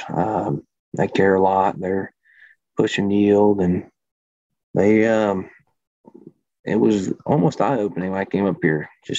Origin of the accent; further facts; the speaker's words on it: Memphis, Tennessee, United States; moved away as an adult; now in Good Hope, Illinois, United States; Everybody can kind of tell I'm not from Illinois or anywhere from the north, I guess. Was born in Memphis